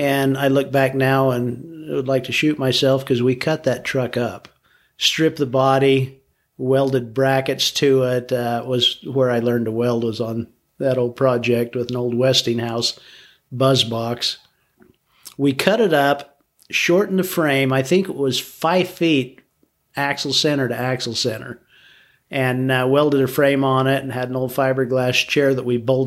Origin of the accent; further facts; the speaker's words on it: St. George, Utah, United States; I grew up in St. George, born and raised